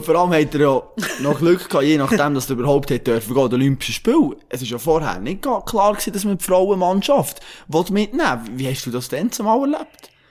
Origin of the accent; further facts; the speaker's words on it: Switzerland; wir Schweizer